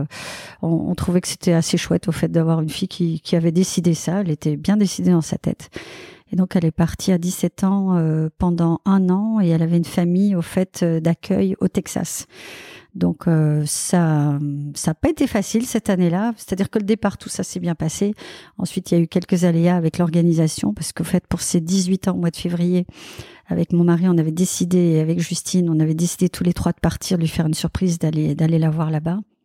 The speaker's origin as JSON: {"language": "French", "country": "Belgium", "moved": "yes", "lives_now": "Sucy-en-Brie, France", "said": "je suis belge"}